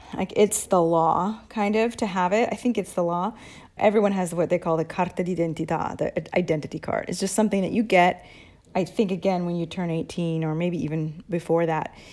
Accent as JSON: {"language": "English", "country": "United States", "also_born_or_lived": "Arizona", "moved": "yes", "lives_now": "Italy", "said": "my perspective as an American"}